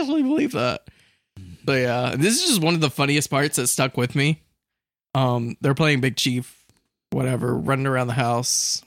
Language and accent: English; Central Florida, United States; I'm from Central Florida